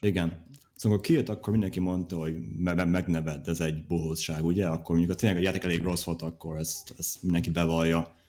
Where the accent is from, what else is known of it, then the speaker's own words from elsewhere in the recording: Hungary; én is magyar vagyok